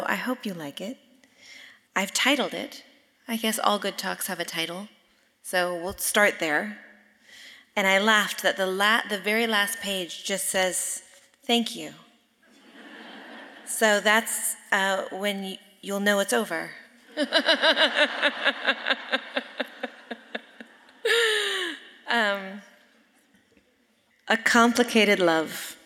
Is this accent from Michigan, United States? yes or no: no; Sonoma, California, United States; I am from Sonoma, California, and I grew up in a place where nature was in everything that we did